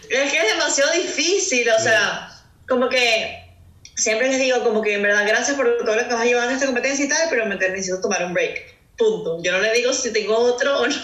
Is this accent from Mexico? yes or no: no; Caracas, Capital District, Venezuela; moved away as an adult; now in Houston, United States; soy de Caracas, Venezuela